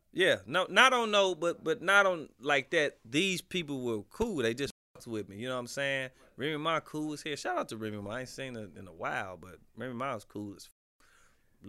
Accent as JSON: {"language": "English", "region": "Midwest", "country": "United States", "said": "I'm from the Midwest"}